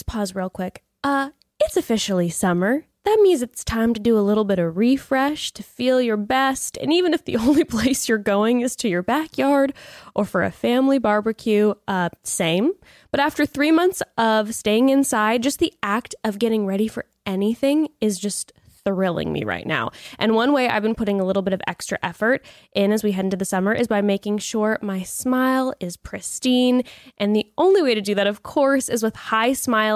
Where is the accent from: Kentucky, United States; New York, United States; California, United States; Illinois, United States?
California, United States; Dana Point; moved away; also born or lived in Laguna Beach, California; I was living in Dana Point right outside of Laguna Beach when they were filming the first season of Laguna Beach